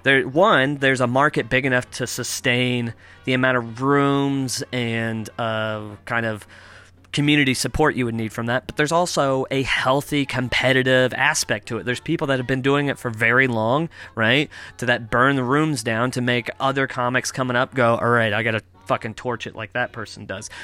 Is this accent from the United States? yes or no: yes; United States; now in Toronto, Canada; I'm American.